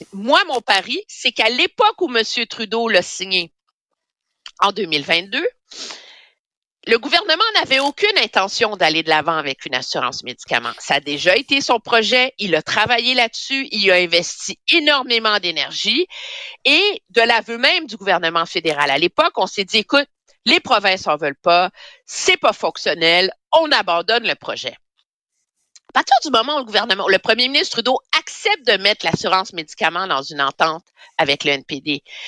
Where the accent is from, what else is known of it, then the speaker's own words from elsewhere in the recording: Montreal, Quebec, Canada; quand j'étais jeune à Montréal, j'allais à la Villa Sainte-Marceline à Westmount